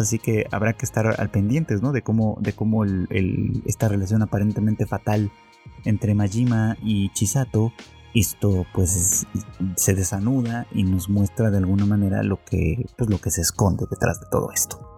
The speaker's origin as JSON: {"language": "Spanish", "country": "Mexico", "said": "en mi país, en México"}